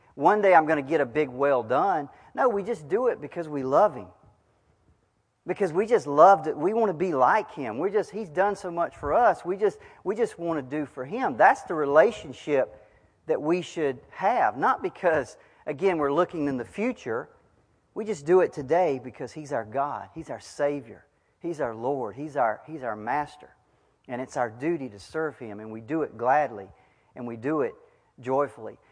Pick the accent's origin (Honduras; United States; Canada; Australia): United States; as an American, a 21st century American